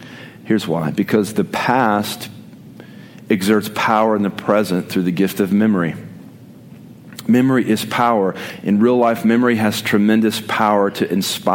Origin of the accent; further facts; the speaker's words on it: Oklahoma, United States; I did not grow up in Texas. I grew up in Oklahoma